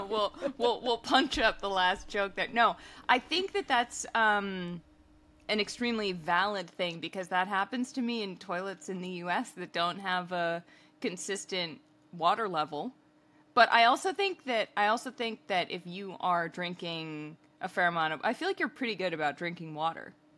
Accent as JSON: {"language": "English", "country": "United States", "said": "as an American"}